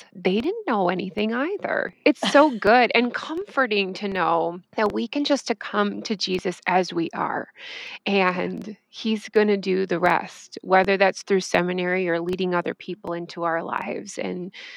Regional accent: Wisconsin, United States; the church that I went to and I grew up in Wisconsin

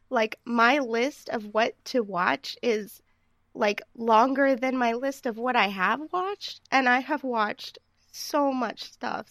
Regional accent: southeast coast of the United States, United States; I'm from the southeast coast of the United States

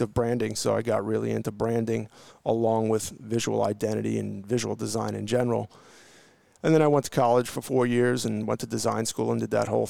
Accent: Long Island, New York, United States; I'm from Long Island, New York

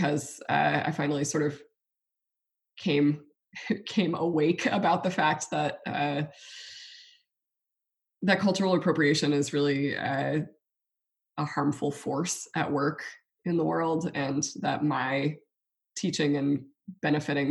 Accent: South Louisiana, United States; I live in South Louisiana, we're Cajun

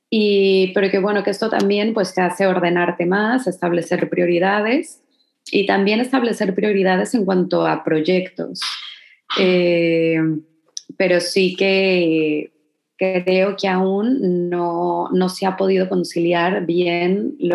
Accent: Mexico; Mira, yo creo que más que como mexicana, yo creo que sería el hecho de ser mujer.

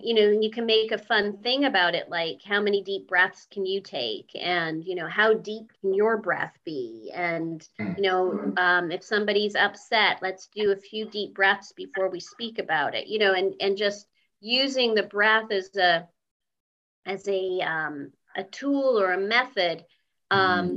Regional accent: Canada; I was born in Canada

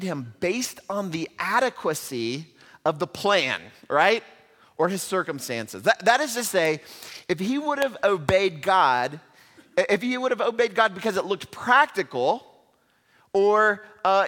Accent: Houston, Texas, United States; in my hometown where I grew up in Houston, Texas

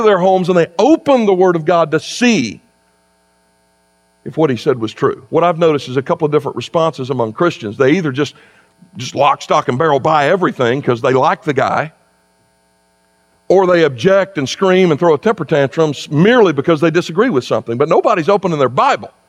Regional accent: South Carolina, United States; moved away as an adult; also born or lived in Kentucky; now in West Virginia, United States; I grew up in South Carolina.

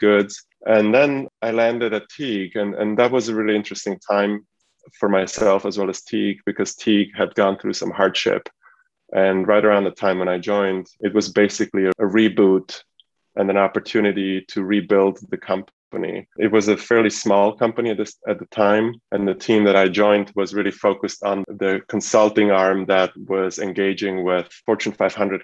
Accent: Switzerland; now in United States; I was brought up in Switzerland as a son of an immigrant family that came from Eastern Europe

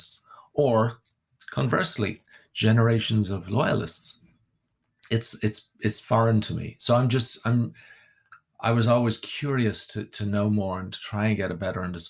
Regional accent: Ireland; also born or lived in Wales; growing up in Ireland, I clearly have adopted Ireland as my home. And culturally speaking, I am Irish.

